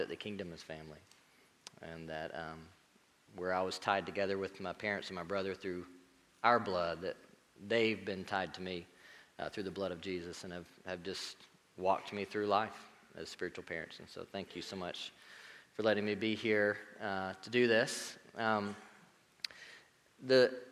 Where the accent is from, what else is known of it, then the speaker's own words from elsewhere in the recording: Marietta, United States; moved away; I grew up in Marietta. Go Blue Devils.